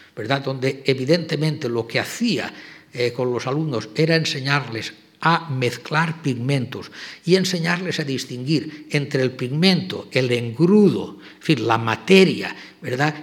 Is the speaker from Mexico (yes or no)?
no; Spain; moved away as an adult; also born or lived in Germany; yo era español